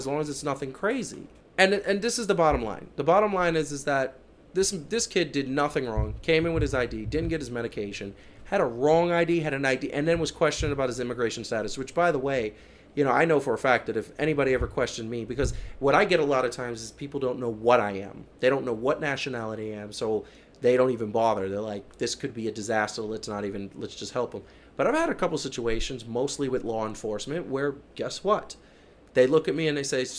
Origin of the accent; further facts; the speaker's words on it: Columbia, South Carolina, United States; I was born in Columbia, South Carolina